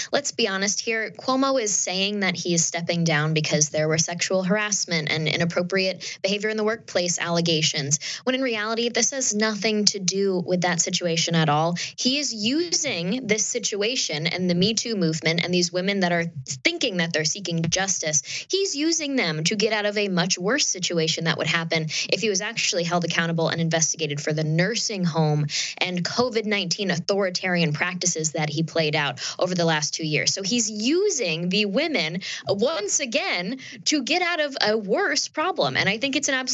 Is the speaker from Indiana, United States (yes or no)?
no; upstate New York, United States; I'm from New York State, I'm from upstate New York, actually